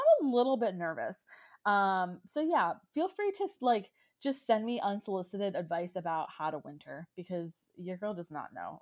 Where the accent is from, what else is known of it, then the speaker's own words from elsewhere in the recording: Orlando, Florida, United States; moved away as an adult; also born or lived in Baltimore; now in Washington, DC, United States; I am a Florida girl. I was born and raised in Orlando.